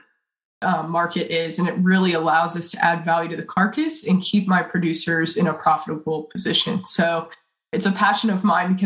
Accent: Waynesville, Ohio, United States; I'm from Waynesville, Ohio, which is kind of between Cincinnati and Dayton

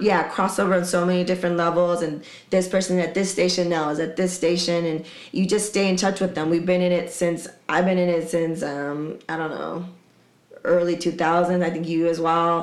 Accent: San Diego, California, United States; I'm from Dago

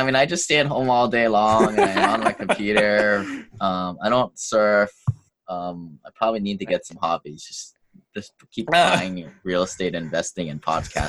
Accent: Hawaii, United States; also born or lived in Washington State; I grew up here in Hawaii, and then I went to school up in Washington State

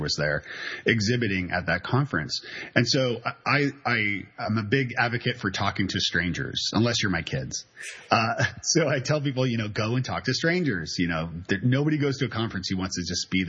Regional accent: Canada; now in Nashville, United States; I'm Canadian, so and I live in Nashville, Tennessee with my wonderful wife and two kids

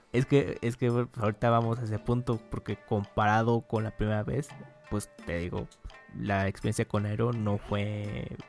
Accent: Mexico; éramos como tres mexicanos

